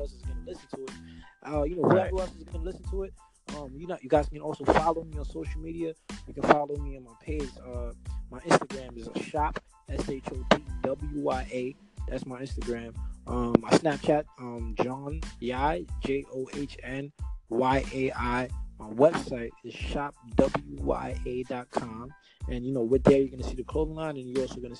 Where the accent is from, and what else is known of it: Brooklyn, New York, United States; accent: Brooklyn